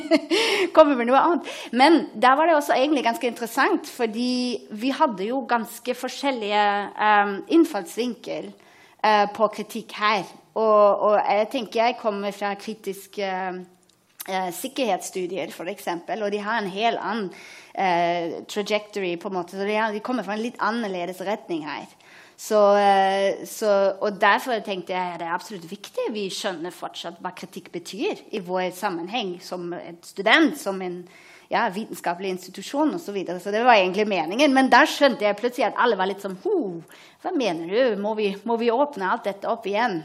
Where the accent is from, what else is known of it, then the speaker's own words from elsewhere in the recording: Berlin, Germany; Norwegian is a second language; moved away as an adult; also born or lived in Hamburg; now in Oslo, Norway; jeg er fra Berlin opprinnelig, så jeg er tysk.